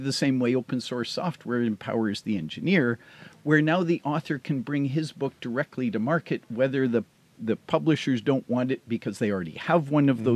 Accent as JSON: {"language": "English", "town": "Hamilton", "region": "Ontario", "country": "Canada", "said": "I'm from Hamilton, Ontario"}